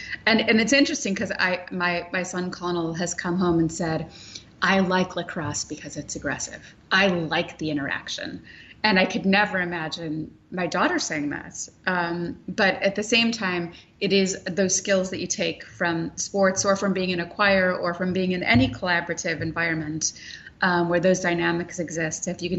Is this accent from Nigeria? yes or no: no; Sweden; growing up in Sweden, which, you know, we look of as feminism mecca